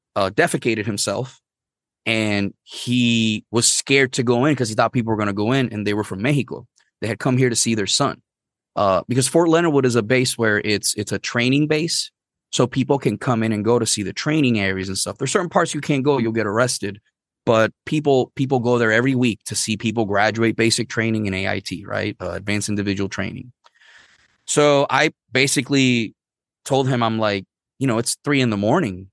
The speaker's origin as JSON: {"language": "English", "town": "Arecibo", "country": "Puerto Rico", "tie": "born or raised there", "also_born_or_lived": "Missouri", "first_language": "Spanish", "second_language": "English", "moved": "as an adult", "said": "I grew up in Puerto Rico, everybody had to know English and Spanish"}